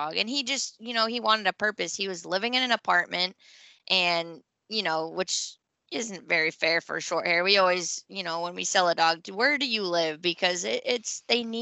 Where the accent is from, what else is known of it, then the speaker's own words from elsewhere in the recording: Maine, United States; moved away as an adult; now in North Carolina, United States; I grew up in Maine, moved after college, after my undergrad, I moved to North Carolina